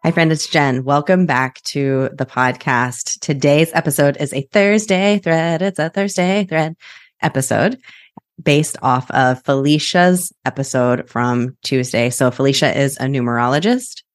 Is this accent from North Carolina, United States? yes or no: no; Kansas, United States; was born and raised in Kansas